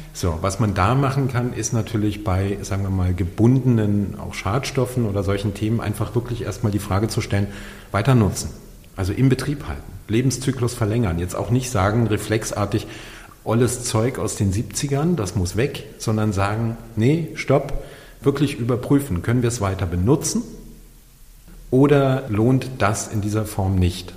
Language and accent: German; Berlin, Germany; hier in meiner Heimatstadt Berlin